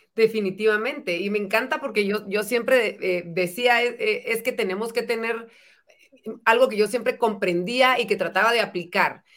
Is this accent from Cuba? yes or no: no; Guatemala; en mejores guatemaltecos en general